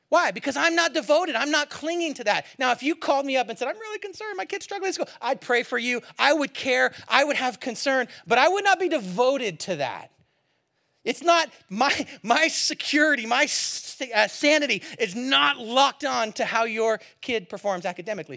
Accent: Bay Area, California, United States; moved away; also born or lived in Seattle / Eugene, Oregon; I grew up in the Bay Area

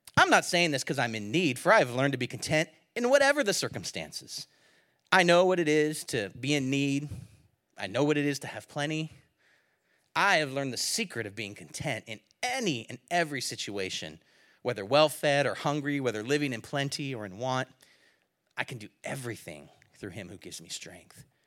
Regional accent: California, United States; I'm from California

